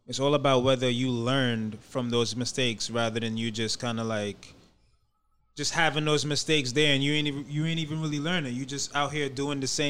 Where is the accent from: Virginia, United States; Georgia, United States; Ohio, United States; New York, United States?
New York, United States; Mount Vernon; also born or lived in Brooklyn, New York; I'm from Mount Vernon